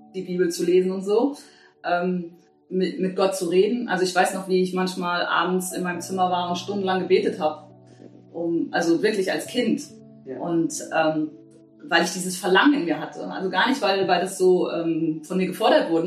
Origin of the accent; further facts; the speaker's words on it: Bad Kreuznach, Rhineland-Palatinate, Germany; ich bin hier in Bad Kreuznach geboren